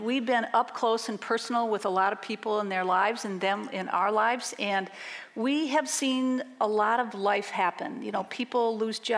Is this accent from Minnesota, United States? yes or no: yes; Minneapolis, Minnesota, United States; moved away as an adult; now in Madison, United States; I grew up in Minneapolis, and in 1988, we moved to Madison for my husband's job